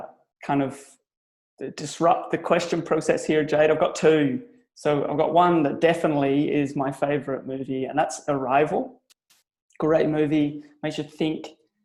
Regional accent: Belfast, Northern Ireland, United Kingdom; now in Australia; So I'm Irish. I'm from Belfast. I'm a Belfast boy. But I've been in Australia now for over 16 years, nearly 18 years now.

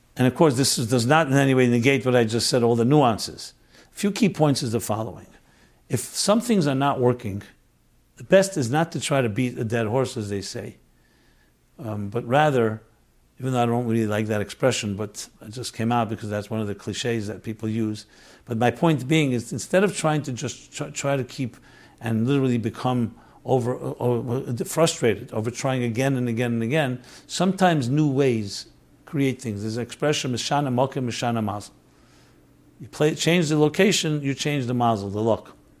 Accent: New York City, New York, United States; I grew up on St. Mark's. St. Mark Street, and then later Sullivan Place

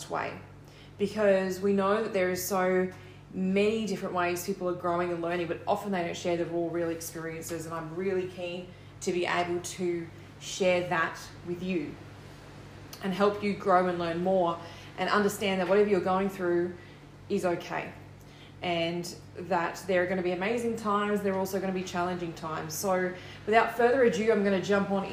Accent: Australia; I'm an Australian confidence coach, author, and motivational speaker

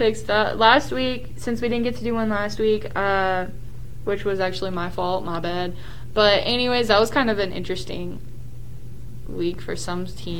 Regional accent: Houston, Texas, United States; just because I'm from around the Houston area, but no, it is not Houston.

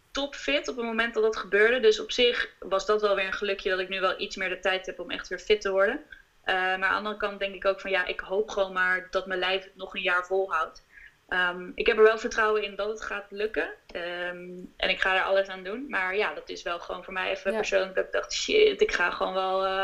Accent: Amsterdam, North Holland, Netherlands; now in The Hague, Netherlands; We komen uit Amsterdam.

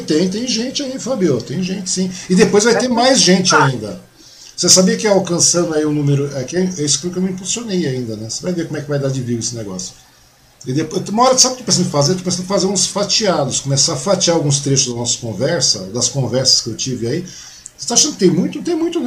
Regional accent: Mogi das Cruzes, São Paulo, Brazil; now in Suzano, Brazil; eu nasci em Mogi

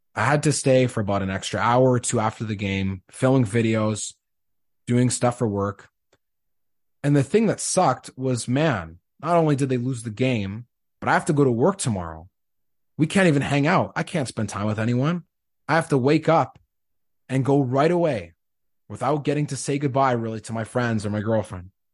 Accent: Winnipeg, Manitoba, Canada; moved away as an adult; also born or lived in Saskatchewan; Growing up in Winnipeg, you grow up as a Bombers fan

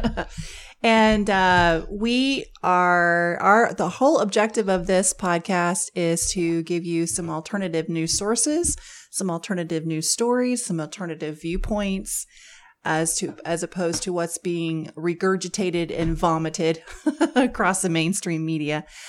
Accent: Missouri, United States; we're from Missouri

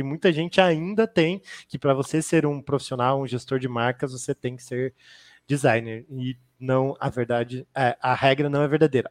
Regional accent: Curitiba, Paraná, Brazil; Hoje eu estou na Trinx, sou aqui de Curitiba

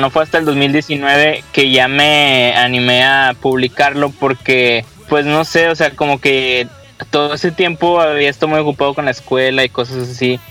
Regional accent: Monterrey, Nuevo León, Mexico; somos cinco chavos de Monterrey

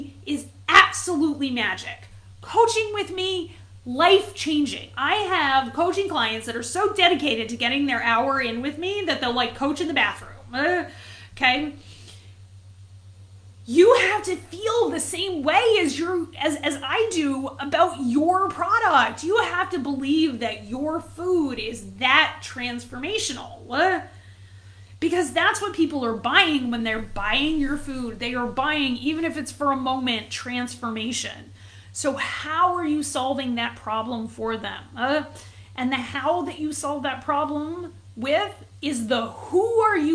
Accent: New England, United States; I grew up in New England

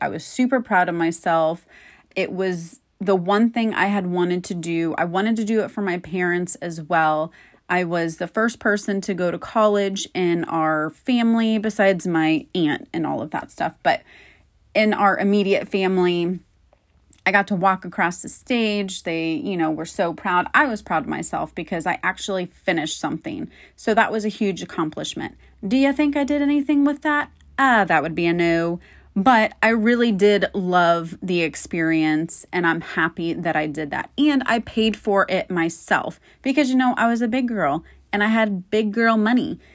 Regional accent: Florida, United States; born and raised in Florida

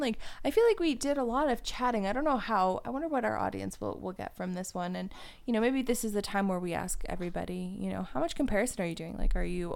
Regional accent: Woodbridge, Ontario, Canada; now in Waterloo, Canada; I grew up in Woodbridge, which is not far from Toronto. It's, like, a little bit north of Toronto.

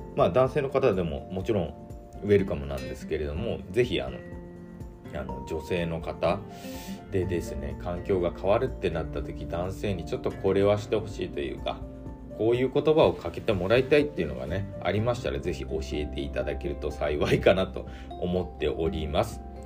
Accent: Nagasaki islands, Japan; moved away as an adult; now in Aichi, Japan; もともとは僕はあの長崎の島国出身で高校卒業したタイミングで、えー、愛知の方に就職で出てきた

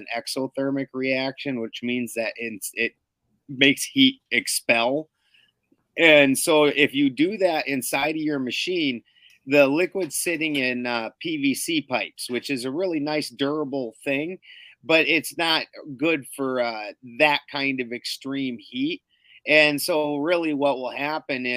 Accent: Canada; moved away; I'm from Canada's taint, you know. So my accent, my accent's almost the same as yours

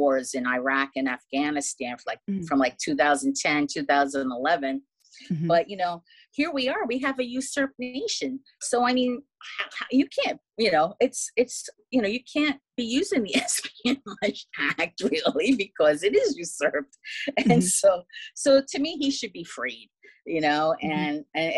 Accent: United States; I'm an American

